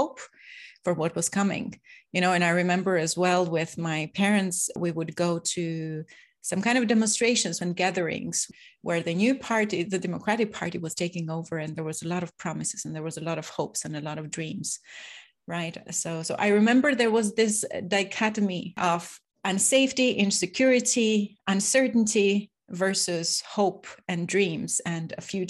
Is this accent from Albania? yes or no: yes; Albania; born and raised in Albania